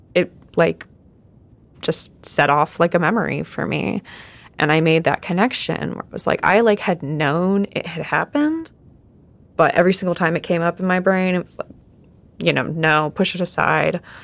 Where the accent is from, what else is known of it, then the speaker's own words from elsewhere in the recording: Southern California, United States; also born or lived in Arizona; I was uh, born in uh, Arizona, and then I grew up in Southern California